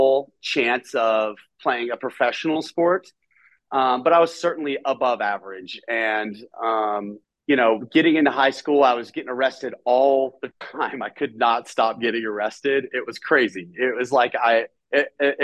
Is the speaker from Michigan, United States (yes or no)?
no; Nashville, Tennessee, United States; I grew up, I'm from Nashville, Tennessee. And I grew up in a home